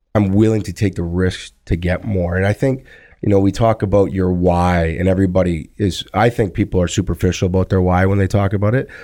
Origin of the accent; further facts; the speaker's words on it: Thunder Bay, Ontario, Canada; when I grew up in Thunder Bay